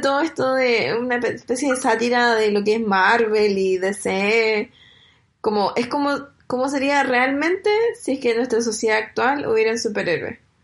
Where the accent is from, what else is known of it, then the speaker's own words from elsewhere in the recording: Chile; moved away as an adult; now in Germany; cuando estoy en Chile o toda mi infancia en Chile